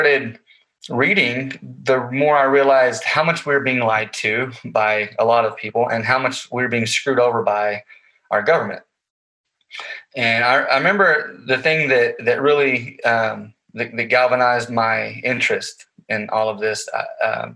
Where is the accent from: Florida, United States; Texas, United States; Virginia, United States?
Texas, United States; Goldthwaite; moved away as an adult; also born or lived in Stephenville, Texas / Fort Worth, Texas; now in Oregon, United States; I was born and raised in Central Texas. I grew up in a small town called Goldthwaite.